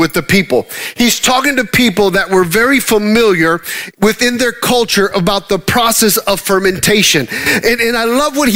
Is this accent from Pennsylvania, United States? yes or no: no; Dallas, Texas, United States; moved away; we're from the Dallas area and we travel 45 minutes to get anywhere.